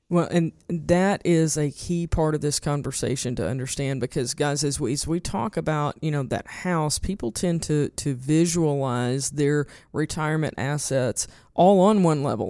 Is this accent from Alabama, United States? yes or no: no; eastern Arkansas, United States; I grew up in Tornado Alley in eastern Arkansas